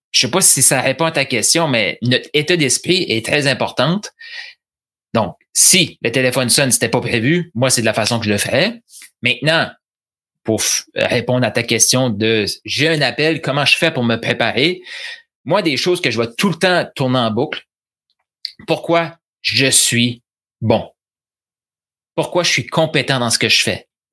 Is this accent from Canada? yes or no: yes; New Brunswick, Canada; je suis originaire du Nouveau-Brunswick. C'est de l'accent.